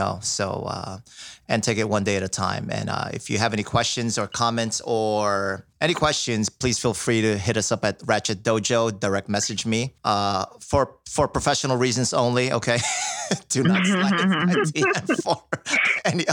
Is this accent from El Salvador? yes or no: no; Philippines; I'm from the Philippine island